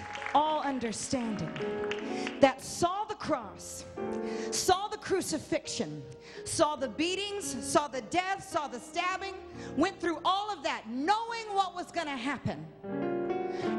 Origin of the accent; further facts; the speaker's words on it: the South, United States; I grew up in the South